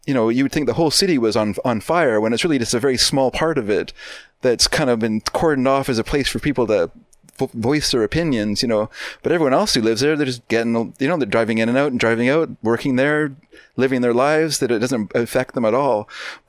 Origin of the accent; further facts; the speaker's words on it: Vancouver, British Columbia, Canada; I grew up in Vancouver, but living here now, I'm actually afraid of Vancouver